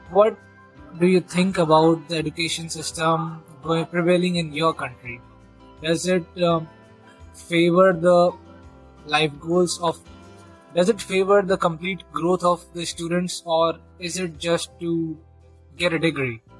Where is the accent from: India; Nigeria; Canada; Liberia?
India; first language Hindi; English is a second language; I'm from India and you from Brazil with Portuguese as your mother tongue and me as Hindi and as my mother tongue.